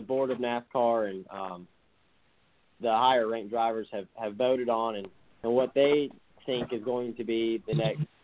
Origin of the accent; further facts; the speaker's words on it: Alabama, United States; I'm from Alabama, so there's not many tall buildings around here.